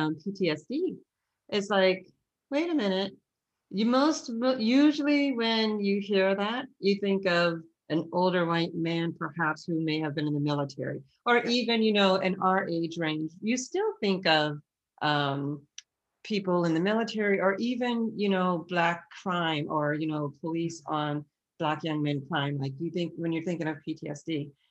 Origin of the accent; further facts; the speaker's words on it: Ohio, United States; now in Boston, United States; We moved from Ohio to Boston because my father is in ministry, and that's why we moved to Boston.